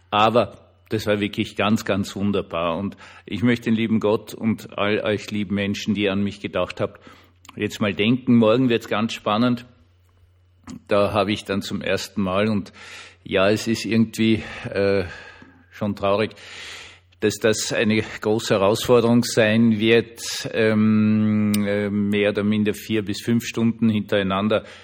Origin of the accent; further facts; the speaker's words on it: Austria; obwohl eh dann dazu geschrieben, ich bin Österreicher